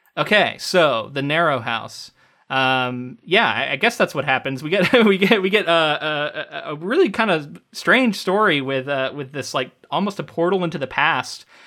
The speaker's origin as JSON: {"language": "English", "region": "Central Florida", "country": "United States", "tie": "born or raised there", "said": "growing up in Central Florida"}